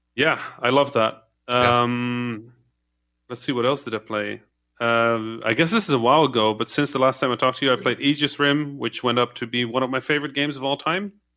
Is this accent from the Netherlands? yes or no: yes; Netherlands; first language Dutch, Arabic; English is a second language; moved away; I didn't speak English. I was Dutch. Right, I could speak Dutch and, and Arabic